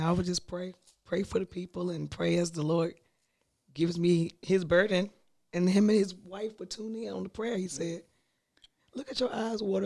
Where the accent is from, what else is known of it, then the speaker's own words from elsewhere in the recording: Virginia, United States; moved away as an adult; I am from Virginia